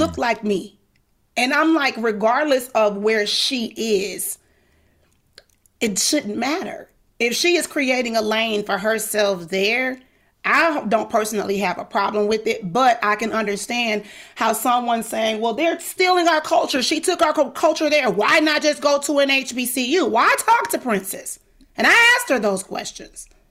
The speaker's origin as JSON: {"language": "English", "region": "the South", "country": "United States", "said": "I'm Southern. I'm from the South"}